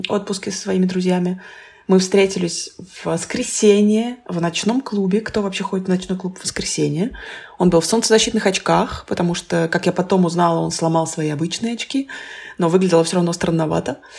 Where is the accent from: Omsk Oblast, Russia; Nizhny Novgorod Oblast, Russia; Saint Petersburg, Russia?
Nizhny Novgorod Oblast, Russia; Nizhny Novgorod; now in France; Сейчас непопулярный ответ из России.